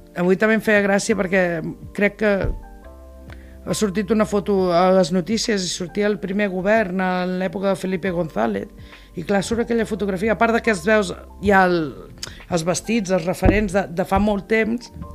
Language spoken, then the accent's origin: Catalan; Tarragona, Catalonia, Spain; vaig néixer a Tarragona al 1959 i soc tarragonina de, de, de soc arrel